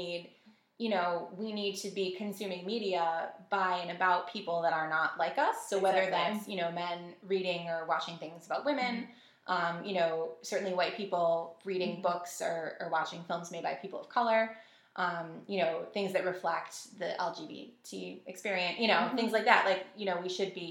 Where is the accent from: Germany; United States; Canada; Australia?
United States; Buffalo, New York; also born or lived in Amherst, New York; I'm born and raised in the Buffalo area.